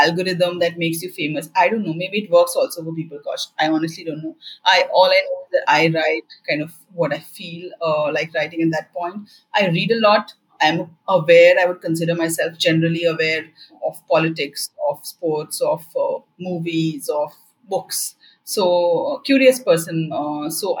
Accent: Bihar, India; From the background that I come from, I come from Bihar

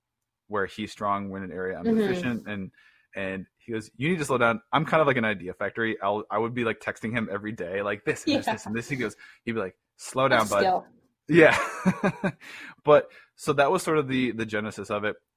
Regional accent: Chicago, Illinois, United States; also born or lived in Cincinnati area; now in Cincinnati, United States; We're both from Chicago originally. Rick still lives there. I live with my family in the greater Cincinnati area currently

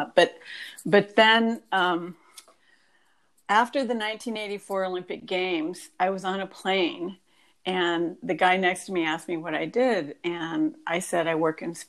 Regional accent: France; moved away; also born or lived in Washington, D.C.; I was raised in France. I went to French schools

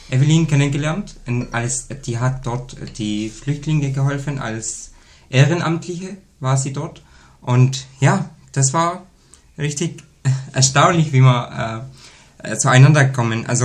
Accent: Syria; German is a second language; now in Germany; Ich komme ursprünglich aus Syrien. Ja. Also ich lebe jetzt seit ungefähr sechs Jahren bei der Familie

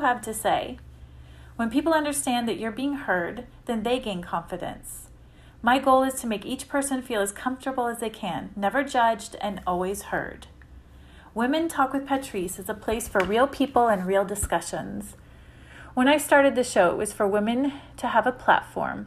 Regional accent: Syracuse, New York, United States; I was born and raised in Syracuse, New York

